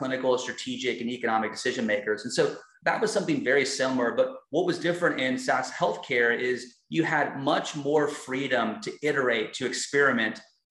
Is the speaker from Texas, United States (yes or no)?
yes; Texas, United States; moved away; I'm from Texas, but I've lived in so many different states as my career has evolved and currently live in Houston, Texas